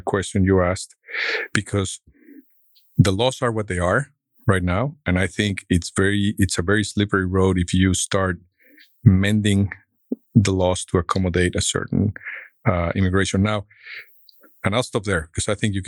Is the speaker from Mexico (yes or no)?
yes; Mexico; moved away as an adult; also born or lived in Mexico City, Mexico; now in Fort Worth, United States; growing up in Mexico, going to Berkeley.